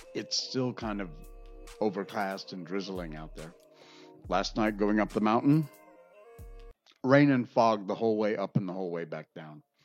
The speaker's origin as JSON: {"language": "English", "region": "Connecticut", "country": "United States", "tie": "born or raised there", "moved": "yes", "said": "I grew up in Connecticut"}